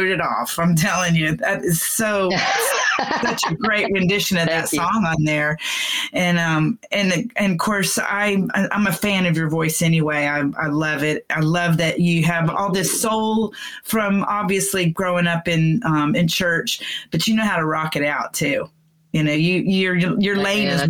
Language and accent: English; Texas, United States; I'm from the South. I'm a Texan girl